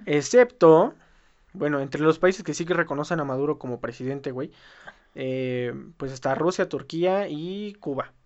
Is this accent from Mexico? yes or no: yes; Mexico; nosotros como mexicanos